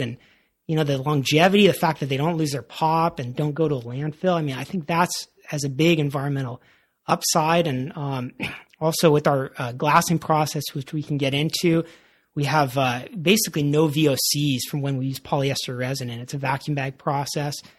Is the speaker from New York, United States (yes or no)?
no; Santa Barbara, California, United States; Parker and I, when we grew up in Santa Barbara